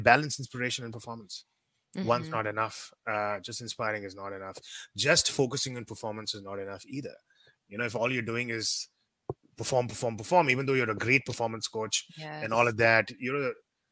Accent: India; moved away; also born or lived in Thailand; being an Indian, we tend to talk very fast

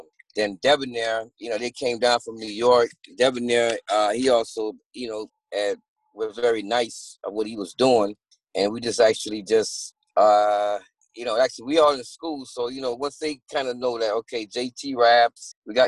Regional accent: Kingston, Jamaica; moved away; also born or lived in Miami, Florida; I'm Jamaican born. I'm born in Jamaica.

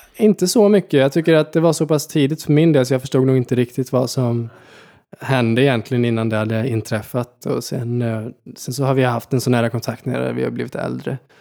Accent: Vårkumla, Västra Götaland, Sweden; also born or lived in Gothenburg, Sweden / Falköping, Sweden / United States; now in Stockholm, Sweden; flyttade och uppväxt ute på landet i Vårkumla

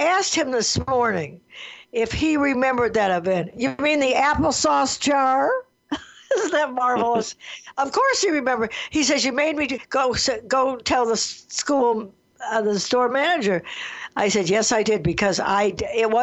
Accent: Detroit, Michigan, United States; I grew up in Detroit, Michigan

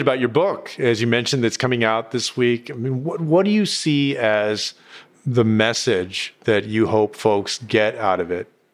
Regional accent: Texas, United States; my home state of Texas

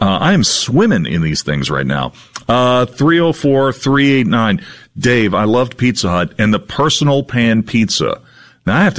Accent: West Virginia, United States; growing up in West Virginia as a teenager

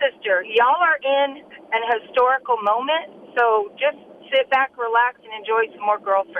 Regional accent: Illinois, United States; moved away; They're all from Illinois, my hometown

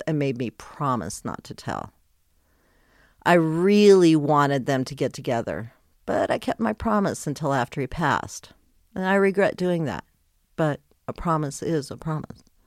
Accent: Colorado, United States; moved away; also born or lived in Wyoming / Texas; Then I moved to Texas, then back to my home state of Colorado.

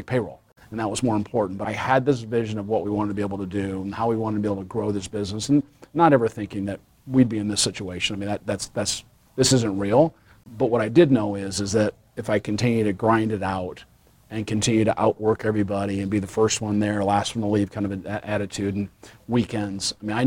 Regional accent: Nebraska, United States; born and raised in Nebraska

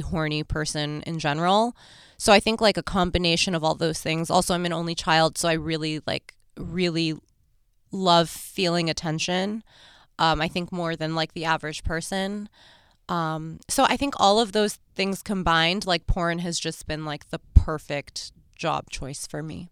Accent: New York, United States; I'm from New York

